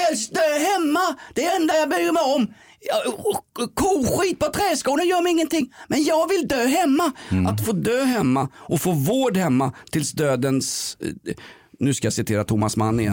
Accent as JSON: {"language": "Swedish", "country": "Sweden", "also_born_or_lived": "Aspudden, Stockholm", "said": "vi svenskar, vi tycker ju om att bli uppläxade"}